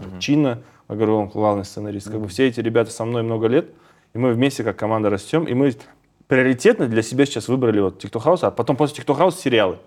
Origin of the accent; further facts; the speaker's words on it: Kazakhstan; мы, казахи, очень креативный народ